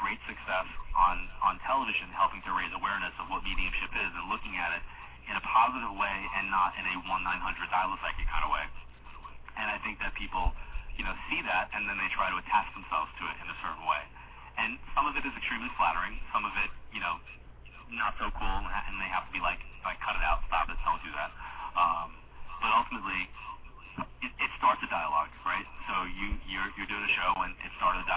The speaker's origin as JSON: {"language": "English", "area": "Long Island", "region": "New York", "country": "United States", "tie": "born or raised there", "said": "my hometown"}